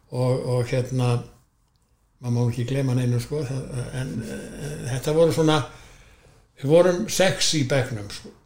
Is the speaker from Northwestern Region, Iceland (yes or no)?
no; Garðabær, Capital Region, Iceland; moved away as an adult; also born or lived in Hafnarfjörður / Akureyri; Ég er sko fættur á Vífjústöðum og er þar með eh, búsættu eða þannig að lögheimili alveg þángt til ég